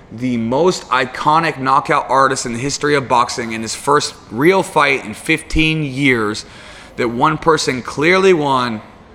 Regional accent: United States; I'm an American, right?

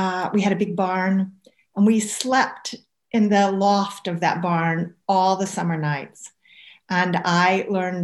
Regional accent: the southern states of America, United States; accent: southern; moved away as an adult; now in Scotland, United Kingdom; I spent quite a lot of my childhood in the southern states of America, and that will be obvious from my accent

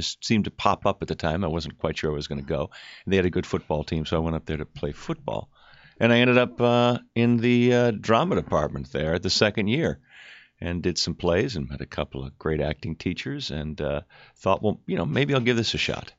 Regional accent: New York City, New York, United States; born there; also born or lived in Evanston, Illinois; Yeah, I was born in Manhattan. My parents met there.

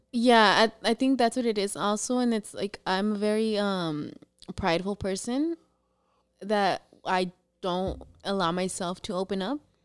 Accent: San Diego, California, United States; also born or lived in Tijuana, Baja California, Mexico; I was born in T J, but I was raised here in San Diego.

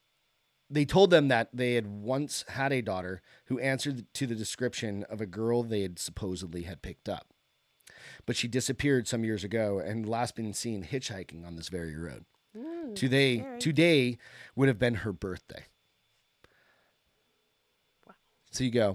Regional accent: New Hampshire, United States; I have a growing up in New Hampshire, again, it was kind of a common thing

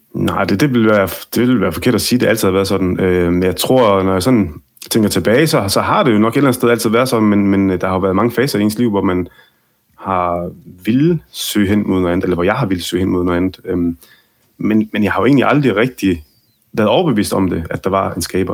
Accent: Ribe, Southern Denmark, Denmark; jeg er opvokset i Ribe, Mm. øh, i Vestjylland, og øh, alle mine barndomsvenner var danskere

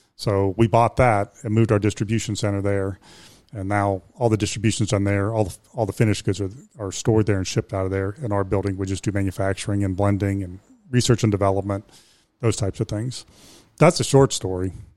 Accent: Youngstown, Ohio, United States; moved away as an adult; now in Morrow County, United States; I'm from Youngstown

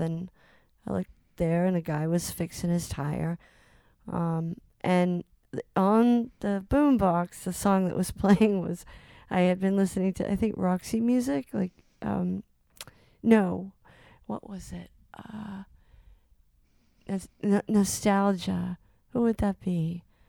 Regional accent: Salem, Massachusetts, United States; I grew up in Salem, Mass

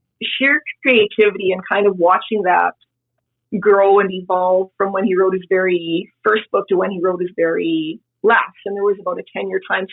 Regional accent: Canada; I'm going to sound like a terrible Canadian

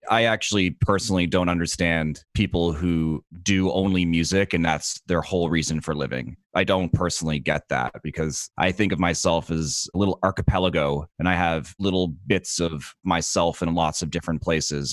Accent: Dartmouth, Nova Scotia, Canada; I'm from Dartmouth

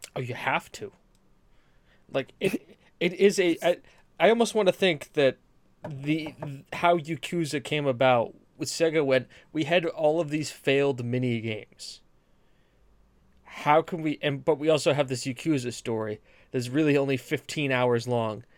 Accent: New England, United States; I'm from New England

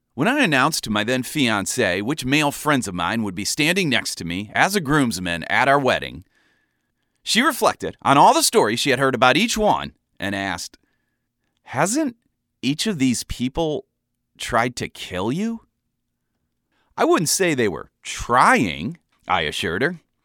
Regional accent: Ohio, United States; moved away as an adult; now in Chicago, United States; I was from Ohio originally, but had been in Chicago for a couple of years

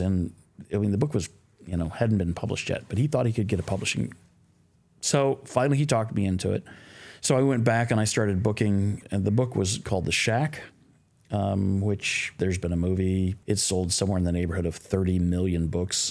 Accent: Midwest, United States; also born or lived in Sacramento, California; now in Nashville, United States; I was raised in the Midwest

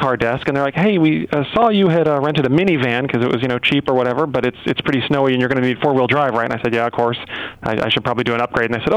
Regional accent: Arizona, United States; I'm from Arizona

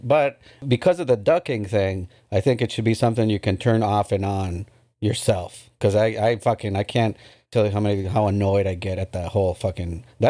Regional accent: United Kingdom; Yeah, we're British.

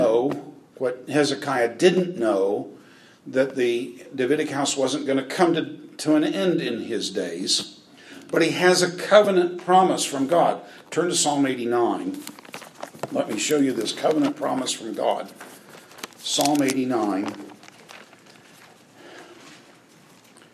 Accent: United States; I'm an American

